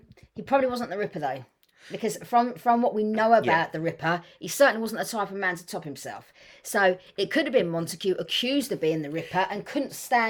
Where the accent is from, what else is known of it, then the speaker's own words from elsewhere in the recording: London, United Kingdom; Queen Charlotte's Hospital. I was born there, Hammersmith. Originally from East Acton, just up the road.